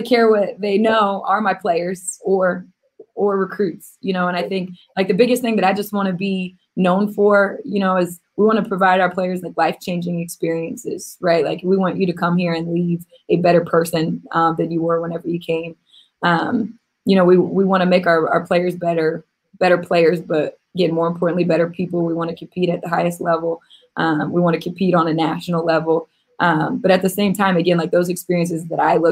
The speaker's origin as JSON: {"language": "English", "region": "Missouri", "country": "United States", "said": "I'm a kid from Missouri"}